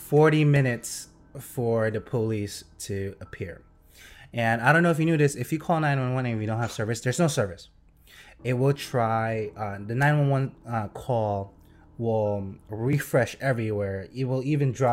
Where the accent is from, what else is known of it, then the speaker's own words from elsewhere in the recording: New Jersey, United States; we are from New Jersey, I'm calling on a Jersey number